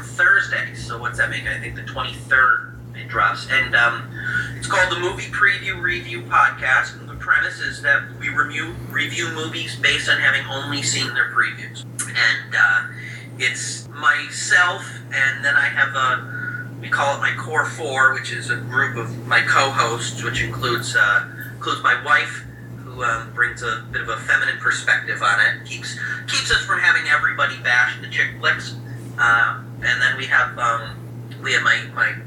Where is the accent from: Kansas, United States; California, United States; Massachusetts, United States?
Massachusetts, United States; Lee; moved away as an adult; also born or lived in New York City; I'm from Western Massachusetts, a town called Lee, which is in the Berkshires, the Berkshire Mountains